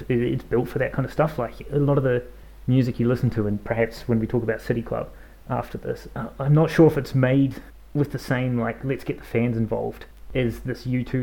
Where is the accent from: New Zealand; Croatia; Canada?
New Zealand; accent: New Zealand; my New Zealand accent